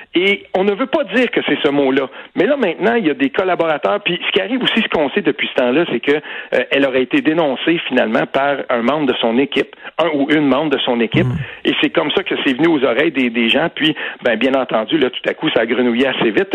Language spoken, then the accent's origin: French; Quebec, Canada; chez nous au Québec